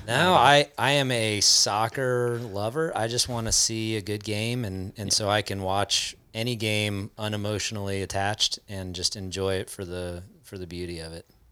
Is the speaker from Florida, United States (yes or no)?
yes; South Florida, United States; I grew up in South Florida, which is, like, the hottest place in the country